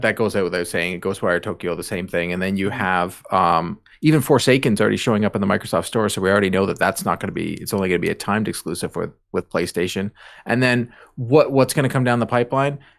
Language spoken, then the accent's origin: English; Canada; we're Canadian